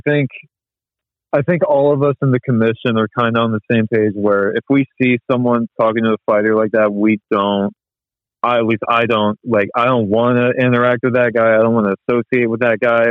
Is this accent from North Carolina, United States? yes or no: yes; Jacksonville, North Carolina, United States; I was born and raised in the military town of Jacksonville, North Carolina